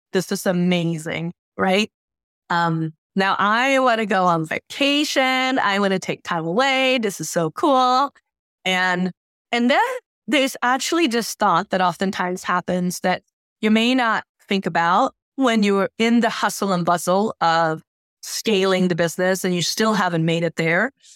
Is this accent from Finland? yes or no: no; Helsingborg, Skåne, Sweden; moved away; also born or lived in Lake Geneva, Switzerland; spending time in my hometown, uh, Helsingborg